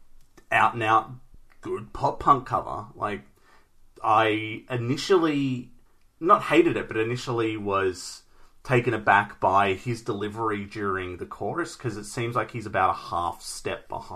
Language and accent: English; Australia; We're Australian. It's part of our language.